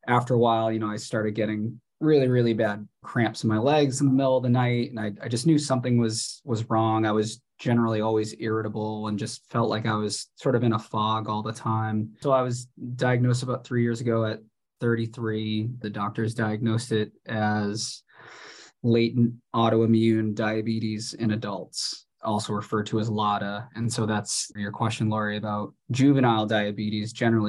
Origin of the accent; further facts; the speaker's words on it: Boston, Massachusetts, United States; now in Washington, United States; I'm from the Boston area